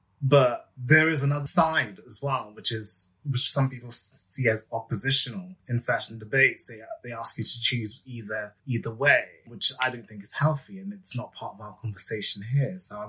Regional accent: London, United Kingdom; I wanted to focus on my hometown and really look at the fact that London has one of the biggest populations of ethnic minority people anywhere in the UK

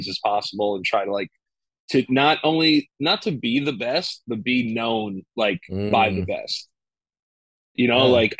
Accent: New York City, New York, United States; I was born January 30th, 1989, in the Bronx, New York.

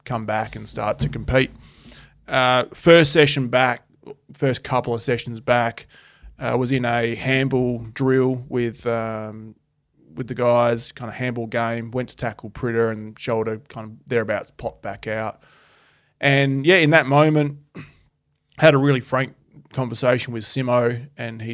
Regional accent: Adelaide, South Australia, Australia; moved away; also born or lived in Perth, Western Australia; I grew up in Adelaide

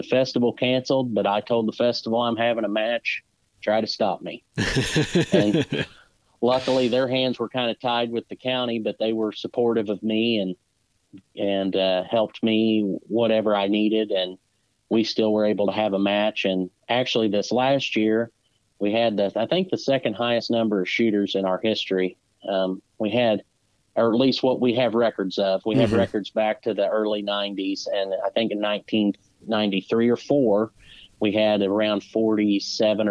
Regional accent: Southern Indiana, United States; I'm from Southern Indiana

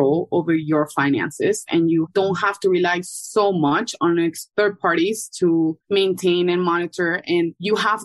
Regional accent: Ecuador; also born or lived in New York City, United States; now in Miami, United States; I'm originally from Ecuador and I've been in Miami for over 10 years

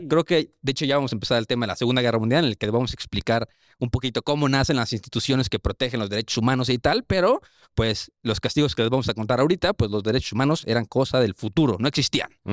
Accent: Mexico; yo soy mexa. O sea, me dieron el pasaporte por descendencia

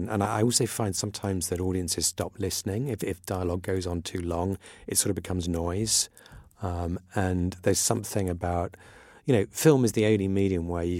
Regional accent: Iran; It's something I grew up in Iran, which was very tolerant of all religions and actually was very, at the time, very friendly with Israel.

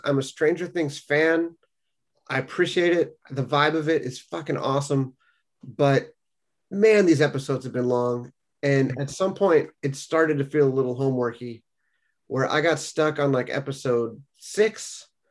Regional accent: California, United States; now in New England, United States; I'm the Californian in the group living in New England now

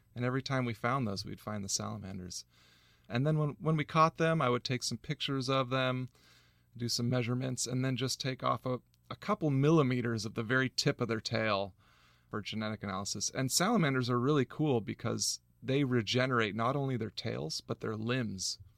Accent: San Diego County, California, United States; I grew up in San Diego County, uh, back before they had developed all the natural land.

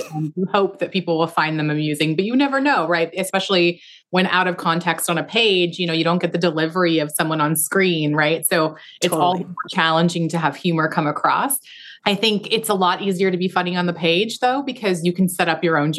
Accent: Pacific Northwest, United States; I tried to capture the feeling of growing up in the Pacific Northwest, which I hope I did.

